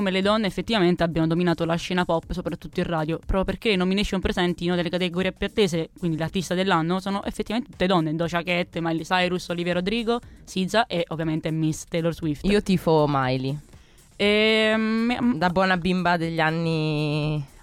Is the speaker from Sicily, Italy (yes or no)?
no; Abruzzo, Italy; sono abruzzese anche